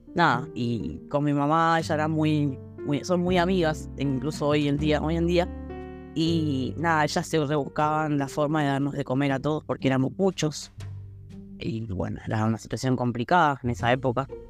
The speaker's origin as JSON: {"language": "Spanish", "region": "Buenos Aires", "country": "Argentina", "tie": "born or raised there", "moved": "as an adult", "lives_now": "Wilde, Argentina", "said": "vivo actualmente en Wilde, pero soy de Capital, de San Telmo, crecí ahí"}